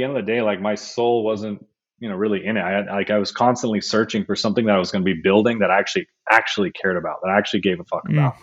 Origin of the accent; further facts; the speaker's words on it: Sonoma Valley, Bay Area, California, United States; I grew up in the Bay Area in the Sonoma Valley, moved down, went to school in the Bay.